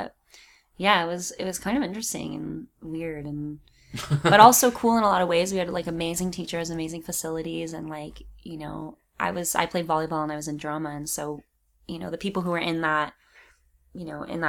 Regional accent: California, United States; I think I'm a California girl.

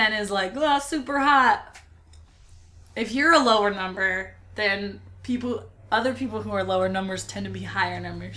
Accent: Elk Grove, California, United States; Elk Grove, California

